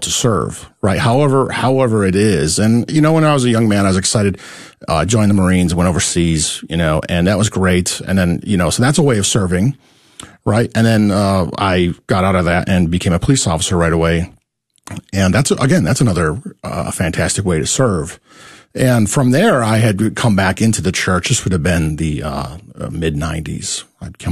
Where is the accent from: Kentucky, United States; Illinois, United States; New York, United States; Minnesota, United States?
New York, United States; moved away as an adult; now in Dallas, United States; I'm from New York. So that's that's where I come from.